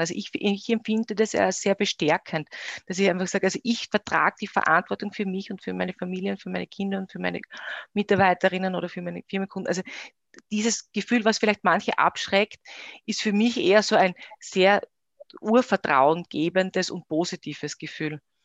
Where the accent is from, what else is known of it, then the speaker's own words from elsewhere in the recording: Styria, Austria; moved away as an adult; also born or lived in Graz / Vienna; now in Eisenstadt, Austria; bin gebürtige Steirerin